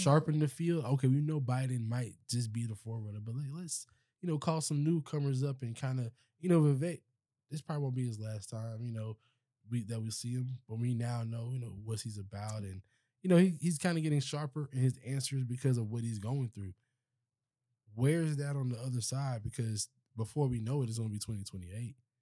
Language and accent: English; Charleston, South Carolina, United States; I'm from Charleston